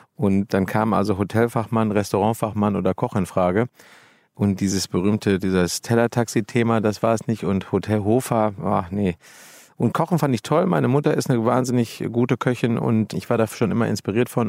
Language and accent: German; Dortmund, North Rhine-Westphalia, Germany; moved away as an adult; also born or lived in Hamburg; weil ich ja gebürtiger Dortmunder bin